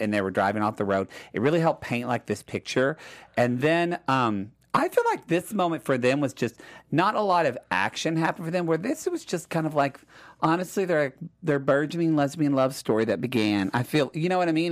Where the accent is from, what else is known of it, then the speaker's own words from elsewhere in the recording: Oklahoma, United States; I'm from Oklahoma.